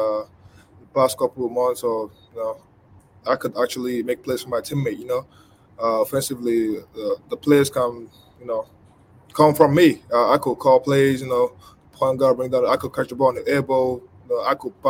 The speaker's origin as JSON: {"language": "English", "country": "Nigeria", "tie": "born or raised there", "moved": "yes", "lives_now": "Lexington, United States", "said": "I grew up in Nigeria."}